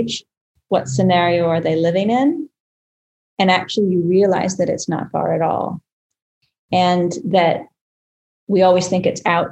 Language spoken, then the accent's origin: English; United States